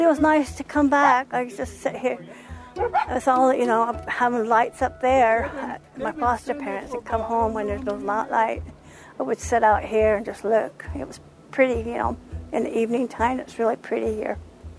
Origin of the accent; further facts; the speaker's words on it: Leamington, Utah, United States; now in Westwater, United States; I used to live in Leamington, Utah. That's where I was raised.